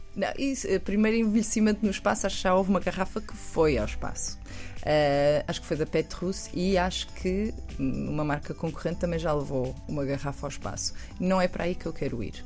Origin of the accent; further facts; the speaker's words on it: Portugal; eu sou obviamente, portuguesa, eu sei de onde venho